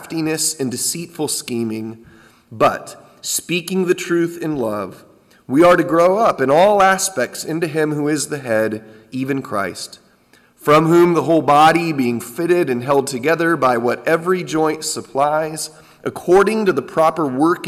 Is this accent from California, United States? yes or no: yes; San Diego, California, United States; growing up in Southern California at a small church in San Diego